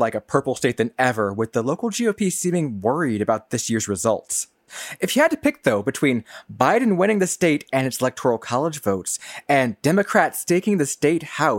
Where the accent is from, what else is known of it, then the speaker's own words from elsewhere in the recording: Flint, Michigan, United States; moved away; Yeah, I'm from Flint. My parents and brother both still live there.